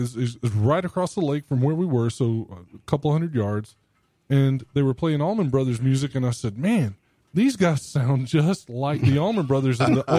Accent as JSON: {"language": "English", "town": "Albany", "region": "Georgia", "country": "United States", "tie": "born or raised there", "said": "I grew up in Southwest Georgia in Albany, which is about an hour and a half down from south of Macon, maybe an hour and 45."}